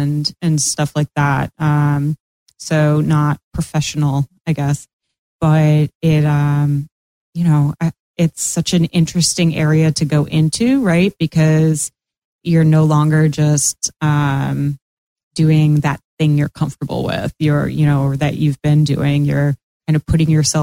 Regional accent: Massachusetts, United States; now in Florida, United States; I'm in Florida and I'm from Massachusetts.

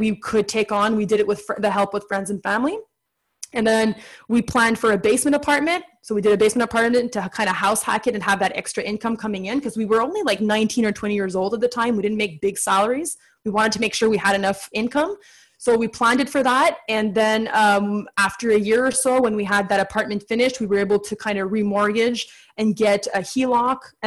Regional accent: Ottawa, Ontario, Canada; I'm from Ottawa, east of Ottawa

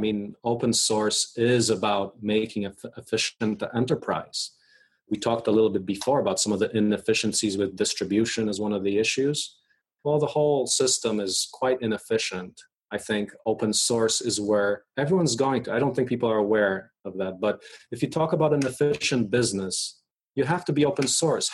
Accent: Poland; now in United States; I was born in Poland. There were tanks rolling down my streets when I left in 1984

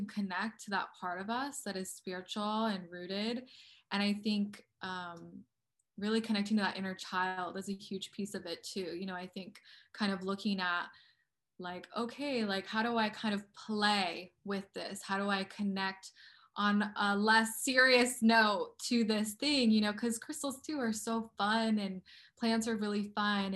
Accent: Colorado, United States; moved away; also born or lived in Okmulgee, Oklahoma; I grew up in the Rocky Mountains

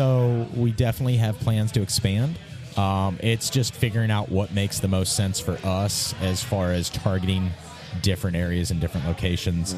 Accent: Mason, Ohio, United States; we're from Mason. Like, yeah. we live in Mason. Like, that's our home

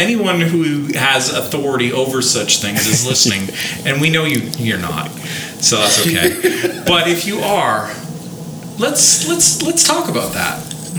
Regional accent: Canada; I'm a Canadian. I'm used to 6 months of winter.

